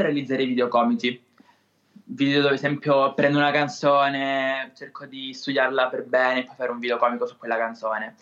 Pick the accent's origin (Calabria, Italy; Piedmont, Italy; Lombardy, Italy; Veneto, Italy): Calabria, Italy; Siderno; accent: Calabrian; Sono di Siderno, in provincia di Reggio Calabria